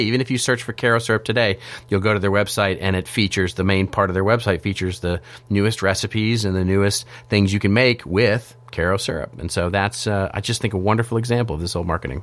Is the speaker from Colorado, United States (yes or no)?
no; Texas, United States; I grew up in Texas